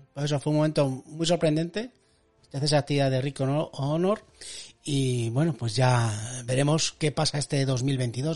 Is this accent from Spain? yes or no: yes; La Rioja, Spain; en mi pueblo, tío, que es de La Rioja